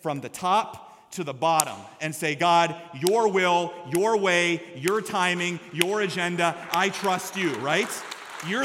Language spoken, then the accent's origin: English; Story City, Iowa, United States; My confirmation verse when I was in 9th grade growing up in Story City, Iowa, was Proverbs chapter 3, verses 5 through 6.